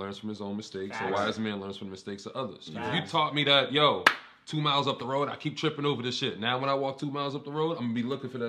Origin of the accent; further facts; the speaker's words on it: Boston, Massachusetts, United States; I went to EC growing up in Roxbury.